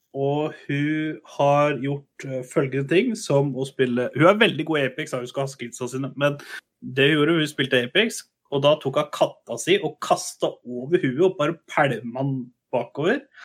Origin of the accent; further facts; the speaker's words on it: Kongsberg, Buskerud, Norway; i min hjemby Kongsberg